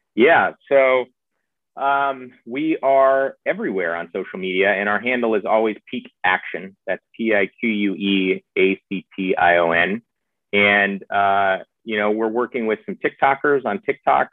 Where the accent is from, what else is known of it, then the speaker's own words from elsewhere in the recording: the South, United States; I was raised in the South